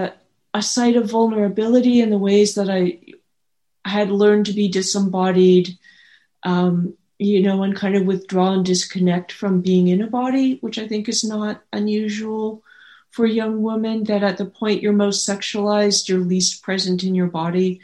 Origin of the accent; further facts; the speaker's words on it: the Bay Area, California, United States; I grew up in the Bay Area